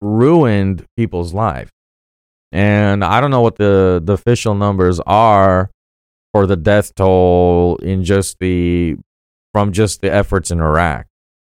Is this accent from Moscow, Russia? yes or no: no; Sochi, Krasnodar Krai, Russia; born there; I mean, I was born in 92 in Sochi, Russia.